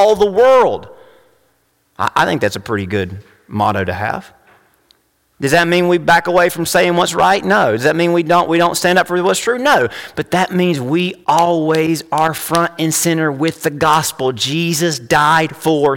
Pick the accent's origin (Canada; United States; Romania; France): United States; as an American, as a man